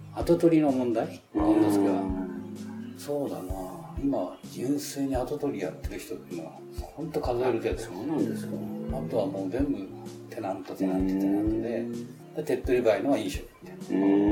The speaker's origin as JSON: {"language": "Japanese", "region": "Tokyo", "country": "Japan", "tie": "born or raised there", "also_born_or_lived": "Yamanashi", "said": "生まれたのはその中目黒のなんか汚ね産婦人科らしいんです"}